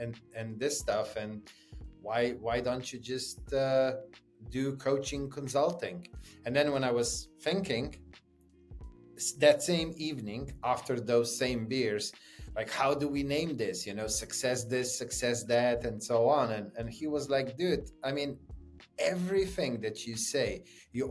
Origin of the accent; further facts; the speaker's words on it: Slovenia; I grew up in Slovenia